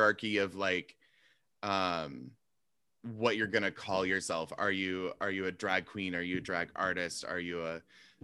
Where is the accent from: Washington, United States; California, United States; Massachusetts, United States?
Washington, United States; Seattle; now in New York, United States; I say I'm from Seattle way too often